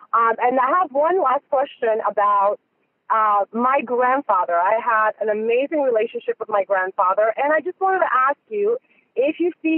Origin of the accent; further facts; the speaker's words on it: Romania; We're from Romania.